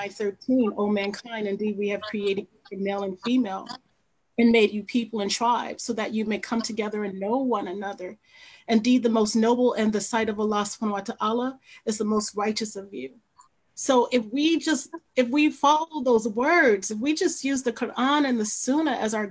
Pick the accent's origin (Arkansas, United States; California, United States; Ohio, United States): California, United States; Los Angeles; I was a teenager in 1992. I witnessed it firsthand. I'm from Los Angeles.